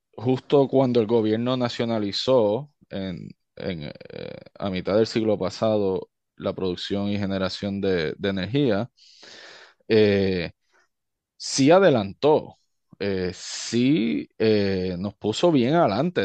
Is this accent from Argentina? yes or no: no; Utuado, Puerto Rico; born or raised there; moved away as an adult; also born or lived in Stamford, Connecticut / Río Piedras